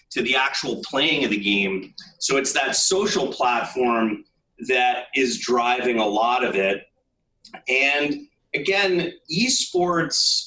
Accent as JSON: {"language": "English", "country": "Canada", "said": "I grew up, I'm a Canadian, I grew up a hockey fan."}